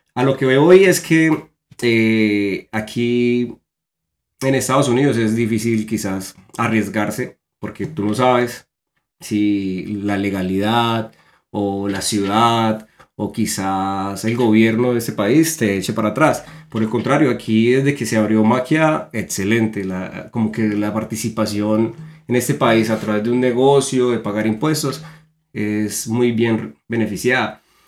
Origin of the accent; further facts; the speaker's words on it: Colombia; moved away as an adult; now in United States; somos dos colombianos